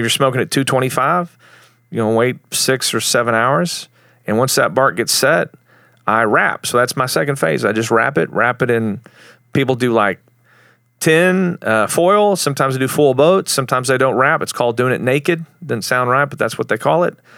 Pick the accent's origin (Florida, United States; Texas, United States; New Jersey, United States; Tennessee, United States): Texas, United States; Plainview; moved away as an adult; also born or lived in Lubbock, Texas / Dallas, Texas; I'm from Plainview. It's where I grew up. I was born in Lubbock